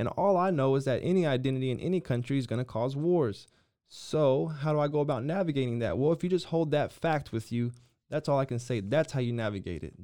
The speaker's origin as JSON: {"language": "English", "country": "United States"}